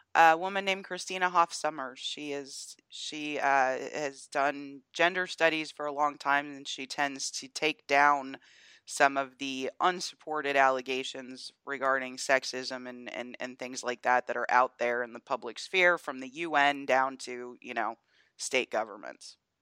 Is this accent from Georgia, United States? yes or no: yes; Atlanta, Georgia, United States; Atlanta being my hometown